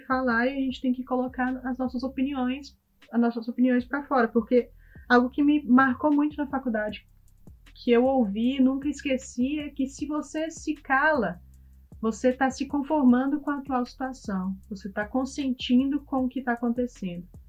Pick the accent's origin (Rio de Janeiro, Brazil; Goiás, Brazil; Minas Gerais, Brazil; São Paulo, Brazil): Goiás, Brazil; Goiânia; moved away as an adult; now in London, United Kingdom; nós somos de, nós somos de Goiás, Goiânia